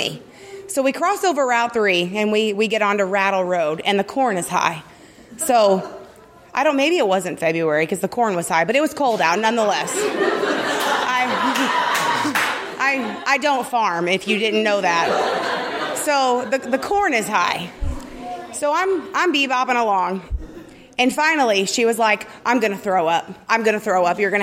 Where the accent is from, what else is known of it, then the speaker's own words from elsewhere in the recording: Southern Illinois, United States; also born or lived in St. Louis; I grew up in a small town in southern Illinois, 300 people.